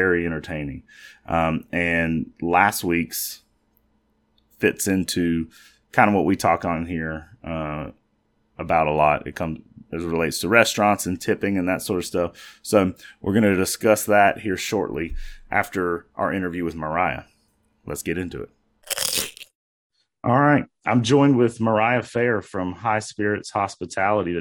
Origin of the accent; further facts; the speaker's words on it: United States; Growing up in the Charlotte, York County area, one of my favorite things to do was every morning listen to the Ace and TJ show based out of Charlotte